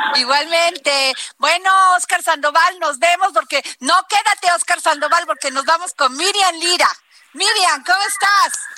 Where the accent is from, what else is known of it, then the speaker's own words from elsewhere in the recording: Veracruz, Mexico; en Veracruz de donde yo soy